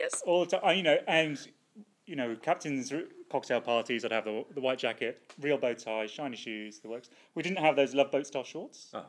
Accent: United Kingdom; now in Australia; as a Brit abroad

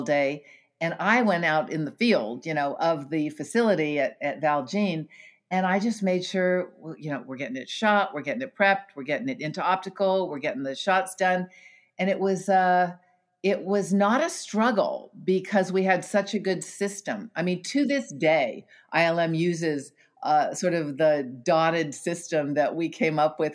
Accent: Stanford, California, United States; also born or lived in Africa; I was born into a working class Irish family here in Northern California. I grew up on the Stanford campus

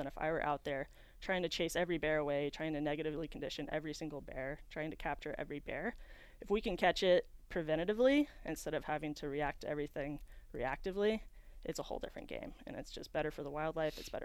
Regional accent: Reno, Nevada, United States; moved away as an adult; also born or lived in Yosemite National Park, California; I grew up here in Reno, Nevada

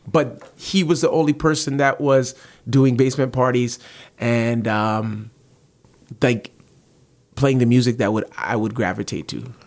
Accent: Toronto, Ontario, Canada; also born or lived in Malton, Mississauga; I'm from the Rexdale area

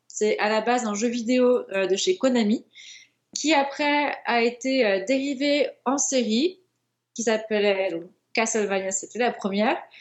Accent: France; en tant que Français

